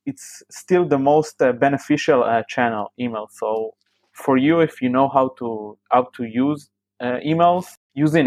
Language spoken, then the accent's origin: English; Tel Aviv, Tel Aviv District, Israel; I am from Israel, from Tel Aviv, which is known as a very high-level startup scene in the world.